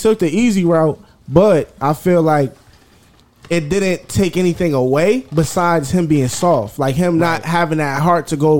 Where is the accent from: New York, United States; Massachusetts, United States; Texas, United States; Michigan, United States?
Massachusetts, United States; Boston; I'm from Boston.